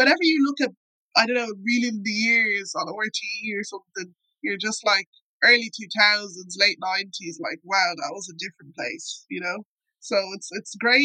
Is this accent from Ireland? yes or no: yes; Ireland; I just kind of remember growing up in Ireland